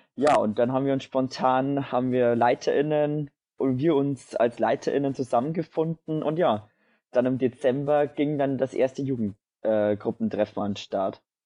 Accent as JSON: {"language": "German", "area": "near Dingolfing", "region": "Bavaria", "country": "Germany", "said": "ich komme aus der Nähe von Dingolfing"}